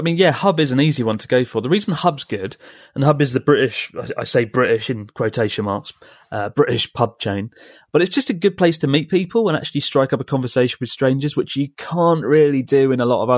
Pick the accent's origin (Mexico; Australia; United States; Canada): Mexico; We were born and raised in Mexico and speak Spanish to each other.